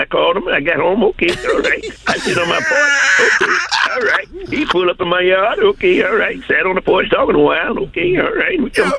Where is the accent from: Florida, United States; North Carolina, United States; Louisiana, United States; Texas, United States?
Florida, United States; Hallandale; I'm down here from Hollandale, Florida.